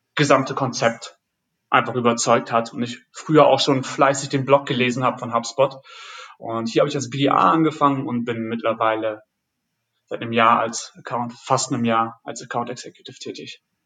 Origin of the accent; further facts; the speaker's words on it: Friesland, Lower Saxony, Germany; moved away as an adult; now in Berlin, Germany; Ich komme ursprünglich aus, aus Friesland und mhm. bin für damals für den Beruf nach Berlin gezogen